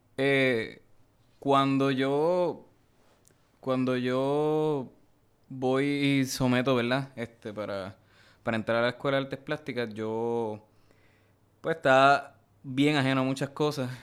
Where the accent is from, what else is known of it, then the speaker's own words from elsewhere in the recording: Bayamón, Puerto Rico; yo, soy de, de Bayamón